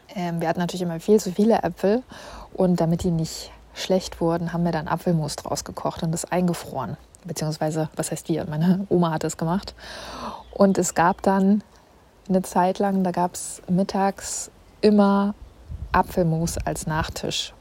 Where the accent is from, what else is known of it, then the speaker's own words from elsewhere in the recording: Northern Germany, Germany; moved away as an adult; now in Munich, Germany; als Nordlicht